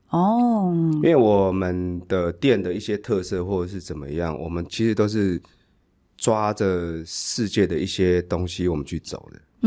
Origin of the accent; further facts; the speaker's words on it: Hsinchu County, Taiwan; moved away; 因为我是新竹县出生的。嗯，对，我想要从自己的家乡出发。